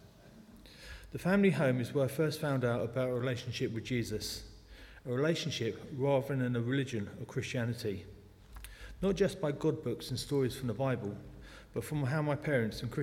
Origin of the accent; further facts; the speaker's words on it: London, United Kingdom; accent: South London; moved away as an adult; now in New Malden, United Kingdom; I was born in the Clapham Hospital in South London. At times, the South London accent pops out.